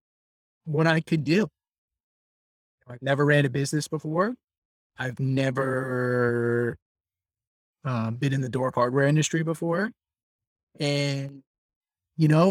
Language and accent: English; New York, United States; Born and raised in New York